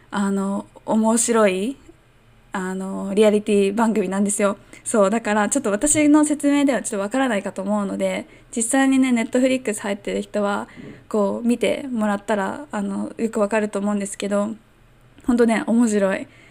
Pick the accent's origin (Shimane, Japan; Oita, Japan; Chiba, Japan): Chiba, Japan; moved away as an adult; also born or lived in Tokyo / Hong Kong; now in Miyakojima, Japan; ずっと千葉県で生まれたし、それも、あの、東京に近いところで生まれたし